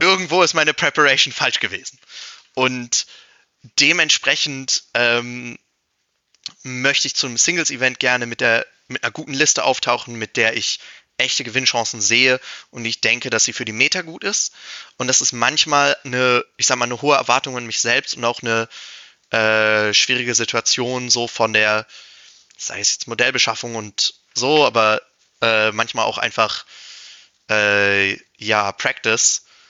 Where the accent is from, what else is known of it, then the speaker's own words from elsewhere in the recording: Germany; für halt mein Heimatland spielen will